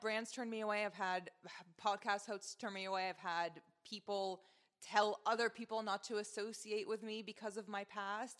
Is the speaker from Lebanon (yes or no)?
yes; Lebanon; moved away; my relationship with my home country